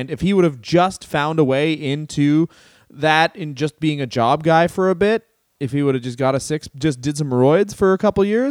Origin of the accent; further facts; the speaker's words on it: Canada; I was grew up in the goddamn dirty north as a Yankee supporter, being a Canadian.